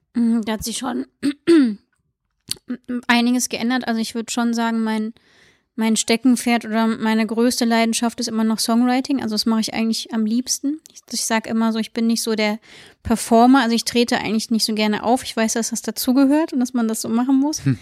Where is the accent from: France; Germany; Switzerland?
Germany; Siegburg, North Rhine-Westphalia; moved away as an adult; now in Cologne, Germany; Ich wohne jetzt 13 Jahre, glaube ich, in Köln und komme aus Siegburg.